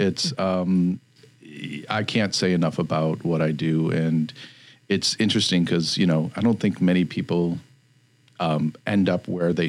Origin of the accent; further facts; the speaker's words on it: Detroit, Michigan, United States; So I grew up on the east side of Detroit, born and raised in Detroit, 48205.